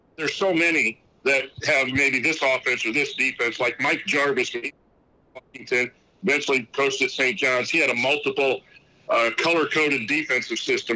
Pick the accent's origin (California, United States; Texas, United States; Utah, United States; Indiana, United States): Indiana, United States; La Porte; I'm originally from Laporte, Indiana